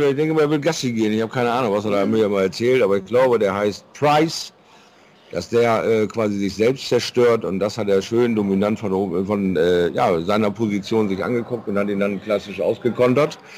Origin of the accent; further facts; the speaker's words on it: Rhineland, Germany; Und ich als echter Rheinländer kann sagen, es gibt nichts